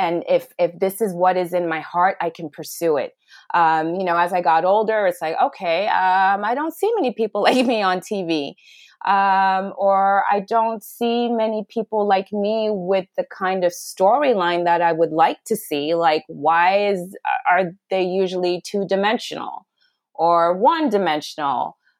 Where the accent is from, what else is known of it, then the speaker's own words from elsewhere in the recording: Kenya; also born or lived in Ghana / Pakistan / Sudan / Switzerland; now in United States; So I am from Ghana, but I was born in Pakistan, and I grew up in Sudan, Switzerland, Ethiopia, and Kenya. I finished high school in Kenya